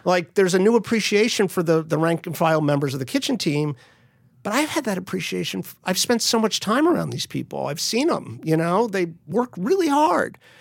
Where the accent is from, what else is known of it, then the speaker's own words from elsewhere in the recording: Miami, Florida, United States; moved away; I grew up in Miami, so I speak uh, I used to speak almost fluently, but I speak some Spanish.